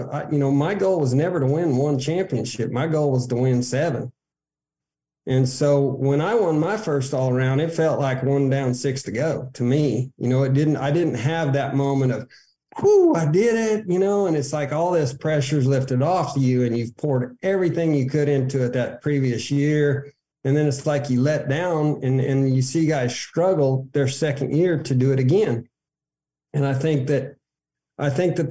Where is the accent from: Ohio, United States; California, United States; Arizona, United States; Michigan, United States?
Arizona, United States; moved away as an adult; also born or lived in Odessa, Texas; as a kid growing up in Arizona